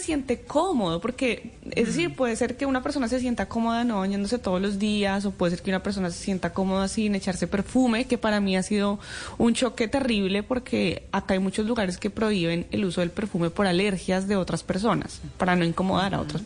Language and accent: Spanish; Colombia; moved away; a mí como colombiana